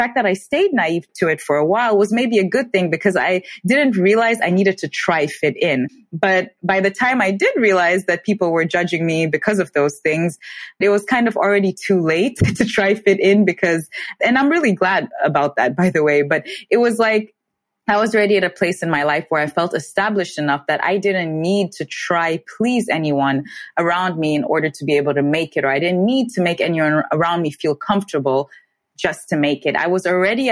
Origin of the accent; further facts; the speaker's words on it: Tanzania; now in Germany; growing up in Tanzania, I never faced any form of racism or discrimination